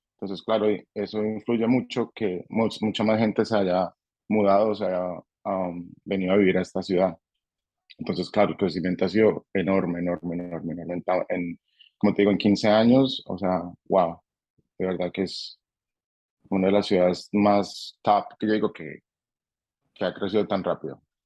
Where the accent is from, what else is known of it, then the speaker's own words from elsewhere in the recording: Colombia; now in Nashville, United States; conoció a alguien en, Colombia y, y nos trajo con ella y nos, nos mudamos para Estados Unidos precisamente para Nashville, Tennessee